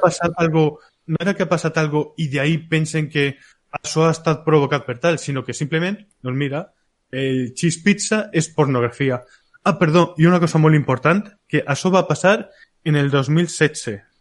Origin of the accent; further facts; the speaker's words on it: a village next to Polop, Valencian Community, Spain; al costado del meu poble, en Polop